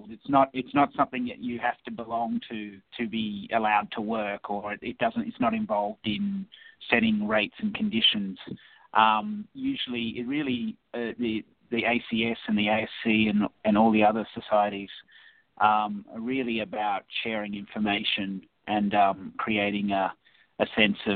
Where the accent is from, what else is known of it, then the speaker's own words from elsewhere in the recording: Australia; we do our best to sort of make people aware um, that we're from Australia